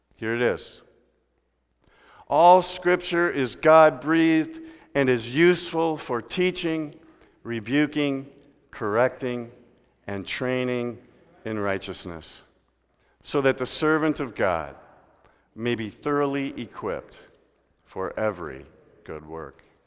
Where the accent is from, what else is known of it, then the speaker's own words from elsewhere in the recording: Midwest, United States; We're from the Midwest where they got lakes.